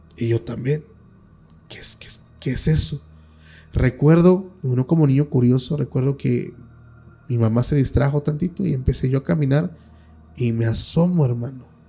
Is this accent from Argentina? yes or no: no; Oaxaca, Mexico; yo soy de Oaxaca